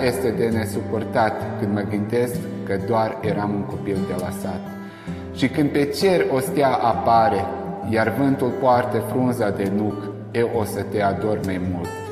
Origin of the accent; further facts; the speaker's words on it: Sânmihai, Vojvodina, Serbia; now in Novi Sad, Serbia; satul meu, adică despre Sân Mihai